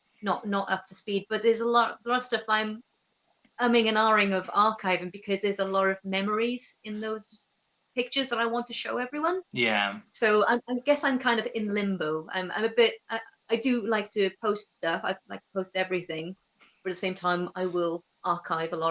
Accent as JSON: {"language": "English", "region": "Wales", "country": "United Kingdom", "also_born_or_lived": "Huddersfield / London", "moved": "as an adult", "said": "I'm Welsh and I'm in Wales"}